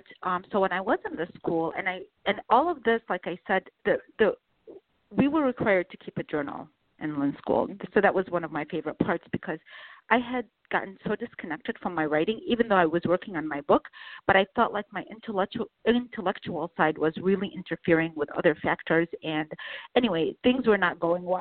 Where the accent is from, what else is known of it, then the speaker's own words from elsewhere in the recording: Baghdad, Baghdad Governorate, Iraq; moved away; where I was born in Baghdad